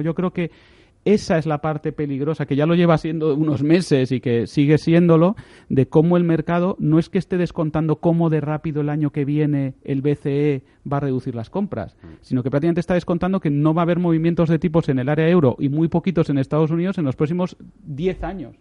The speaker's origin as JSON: {"language": "Spanish", "country": "Spain", "said": "como españoles"}